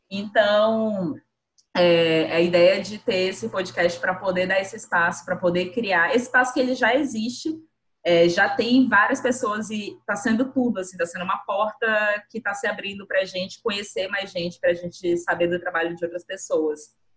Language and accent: Portuguese; Boa Vista, Roraima, Brazil; sou nascida e criada aqui em Boa Vista